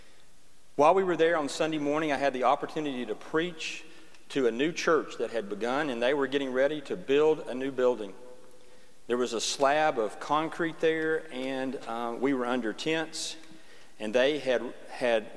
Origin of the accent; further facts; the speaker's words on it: Alabama, United States; we're from Alabama.